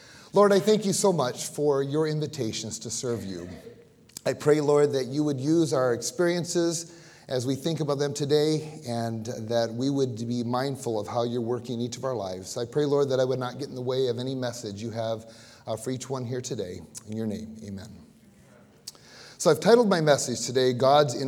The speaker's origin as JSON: {"language": "English", "town": "Battle Creek", "region": "Michigan", "country": "United States", "moved": "yes", "said": "I was from Battle Creek"}